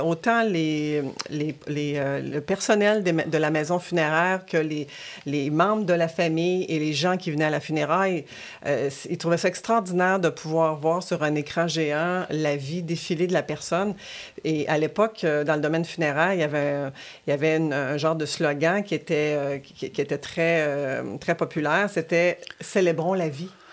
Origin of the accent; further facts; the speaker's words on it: Quebec City, Quebec, Canada; also born or lived in Rimouski, Bas-Saint-Laurent; je suis native du Bas-Saint-Laurent, de Rimouski. je, suis venue habiter à Québec avec ma famille à l'âge de 6 ans